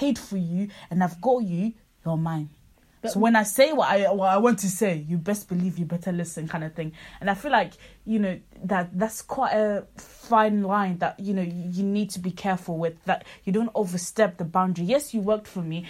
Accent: Zimbabwe; first language Shona; English is a second language; the greatest value I have as a Zim thing is my mother tongue

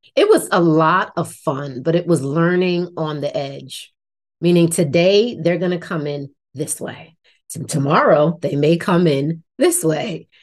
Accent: Irvington, New Jersey, United States; I grew up in Irvington, New Jersey, which is right on the border of Newark, New Jersey

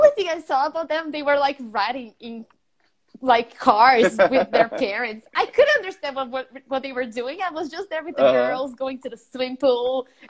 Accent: São Paulo, Brazil; São Paulo.

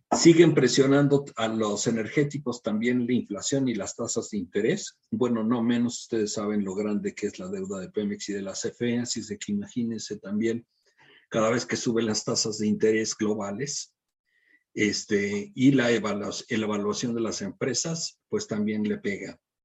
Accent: Mexico

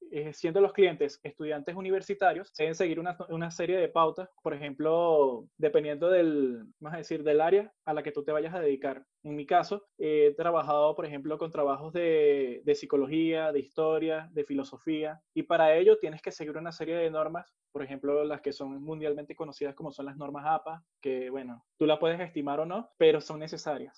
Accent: Venezuela; nosotros que somos venezolanos

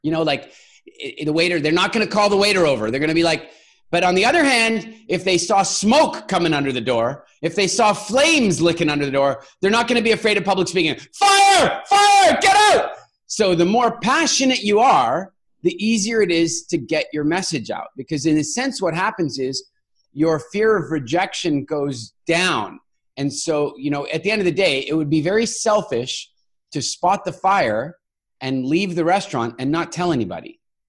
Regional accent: Canada; also born or lived in South Africa / Cork, Ireland; You know, I'm a South African born, Canadian raised, global citizen that's lived all over the world, including in, as I mentioned, in Cork, Ireland

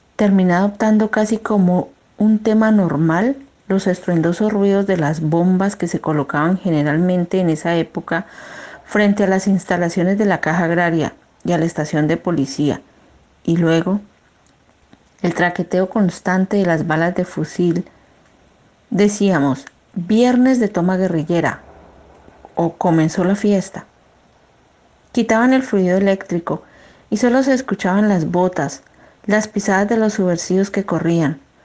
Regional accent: Piendamó, Cauca, Colombia; moved away as an adult; also born or lived in Barranquilla; now in Germany; Vengo de un municipio que se llama Piendamó. Está ubicado en el departamento del Cauca

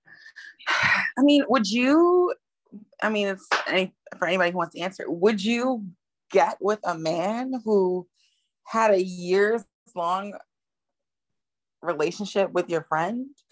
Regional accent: United States; I'm American.

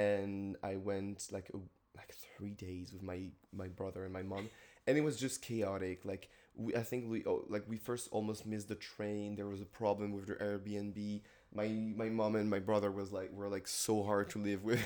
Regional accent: Paris, Île-de-France, France; moved away as an adult; now in Cork, Ireland; I'm from France, Paris

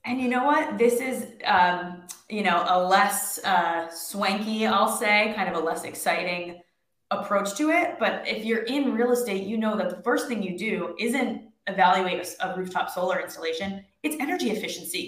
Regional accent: New York, United States; I am from New York and I live in New York

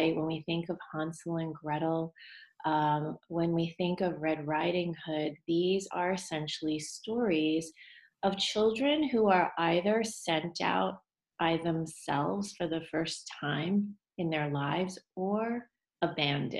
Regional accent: United States; I am Chinese American

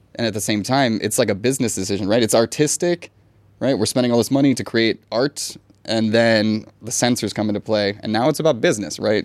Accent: Florida, United States; now in Thailand; I'm from Florida

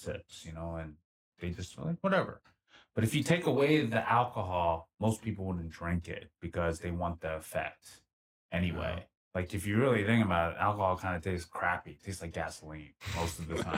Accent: Philadelphia, Pennsylvania, United States; moved away as an adult; now in Los Angeles, United States; back in my hometown, our hometown, Philly

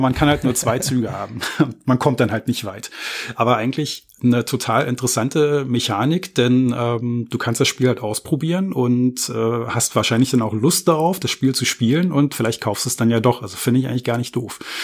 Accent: Berlin, Germany; ich bin gebürtiger Berliner

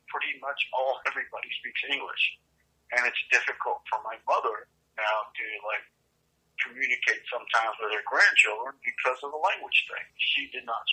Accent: United States; I was growing up here in a way, more American

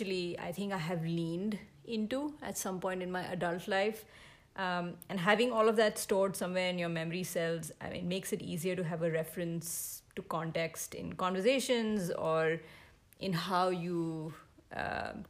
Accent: India; moved away; as an Indian parent

